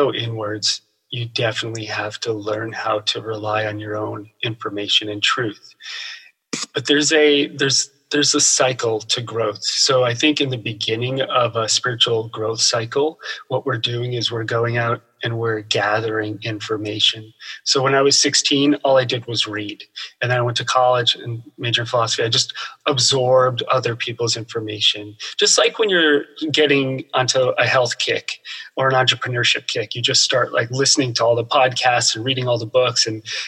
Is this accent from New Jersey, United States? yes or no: yes; New Jersey, United States; born or raised there